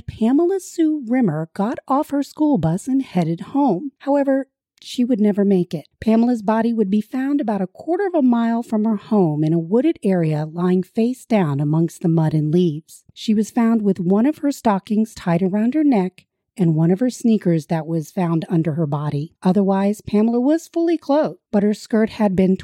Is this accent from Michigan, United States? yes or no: no; South Central Pennsylvania, United States; where we're from South Central Pennsylvania